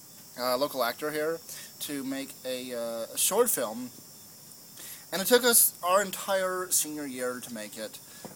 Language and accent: English; Austin, Texas, United States; I am from Austin, Texas.